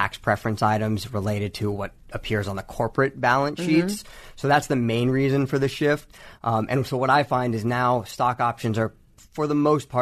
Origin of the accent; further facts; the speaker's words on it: Bay Area, California, United States; I was born and raised in the Bay Area